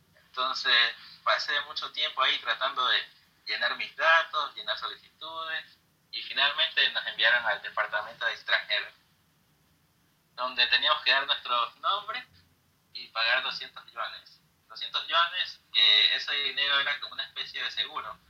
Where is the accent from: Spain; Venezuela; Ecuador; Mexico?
Ecuador; Guayaquil, Guayas; soy de Ecuador, de una ciudad llamada Guayaquil